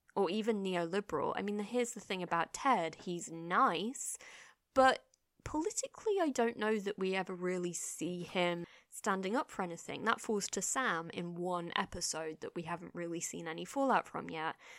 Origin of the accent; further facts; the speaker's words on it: England, United Kingdom; as an English person